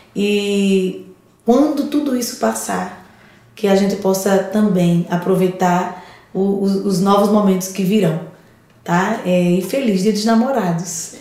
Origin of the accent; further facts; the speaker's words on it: Alagoas, Brazil; now in São Paulo, Brazil; eu sou alagoana